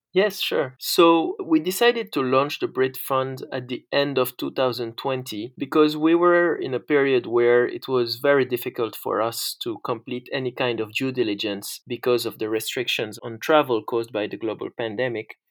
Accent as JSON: {"language": "English", "country": "Senegal", "tie": "born or raised there", "also_born_or_lived": "France", "said": "So, I'm originally from Senegal and France, and I grew up in Senegal."}